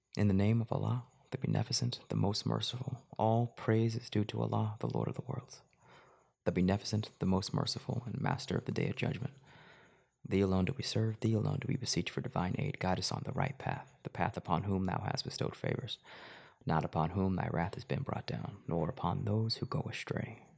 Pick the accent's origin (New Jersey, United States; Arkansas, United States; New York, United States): Arkansas, United States; moved away as an adult; also born or lived in Los Angeles; I went back home to Arkansas, where I'm from